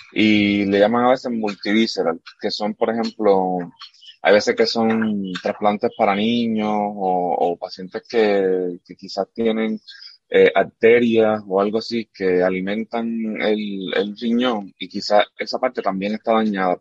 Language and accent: Spanish; Arecibo, Puerto Rico; moved away; also born or lived in Camuy, Puerto Rico; yo soy de Camuy, de Camuy, Puerto Rico allá, y pero me crié, como quien dice, en, en Arecibo porque estudié allá